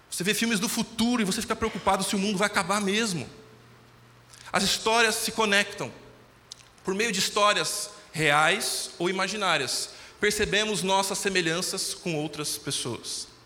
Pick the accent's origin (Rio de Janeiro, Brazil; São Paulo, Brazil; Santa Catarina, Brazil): São Paulo, Brazil; Tupã; como eu você, vim de Tupã.